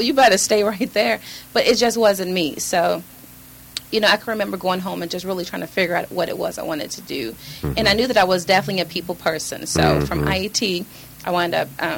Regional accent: Chicago, Illinois, United States; born or raised there; moved away; also born or lived in California / Georgia

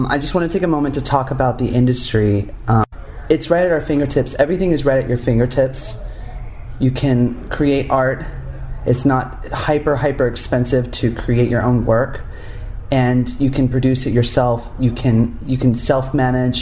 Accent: Upland, California, United States; I grew up in a small town called Upland, California, which is uh, it's called the Inland Empire

